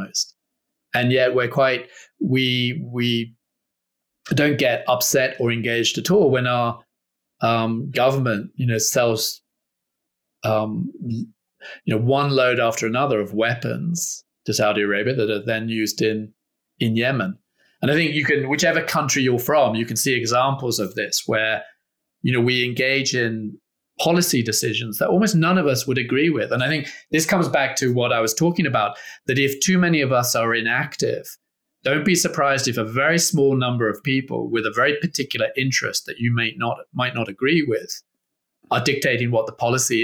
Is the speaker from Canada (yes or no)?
no; Australia; I'm from Australia. I'm half English as well